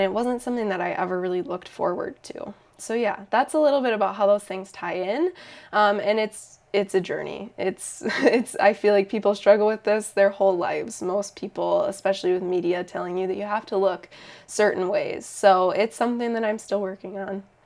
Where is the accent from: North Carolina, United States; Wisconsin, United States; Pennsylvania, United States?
Wisconsin, United States; Eau Claire; also born or lived in Madison; I started working at that yoga studio in my hometown of Eau Claire.